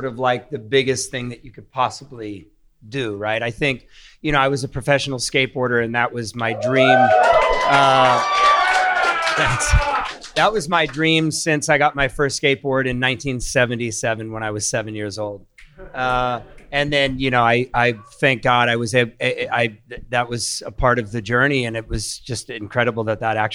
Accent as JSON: {"language": "English", "town": "Huntington Beach", "region": "California", "country": "United States", "tie": "born or raised there", "also_born_or_lived": "Orange, California"}